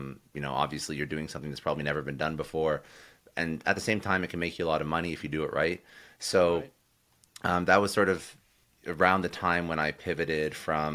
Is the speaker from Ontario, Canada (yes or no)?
yes; Ottawa, Ontario, Canada; also born or lived in Toronto; Raised in Canada. Most of my young life I was actually in Ottawa, which is the capital of Canada.